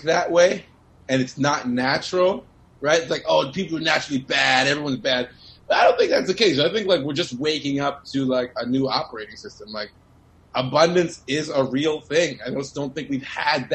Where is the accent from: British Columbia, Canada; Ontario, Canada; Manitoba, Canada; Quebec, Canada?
Ontario, Canada; Toronto; coming from, you know, downtown Toronto